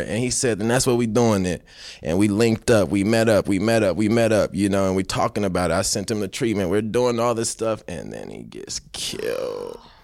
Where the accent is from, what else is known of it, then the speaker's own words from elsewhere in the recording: United States; I was born here, so I'm still from America